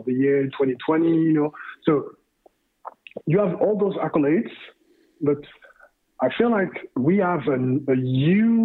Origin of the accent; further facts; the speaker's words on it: Canada; as Canadian